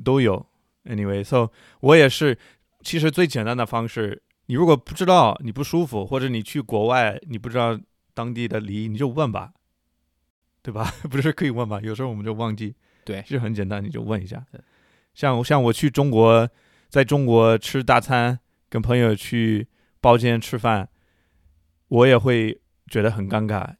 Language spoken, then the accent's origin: Chinese; United States; 作为美国人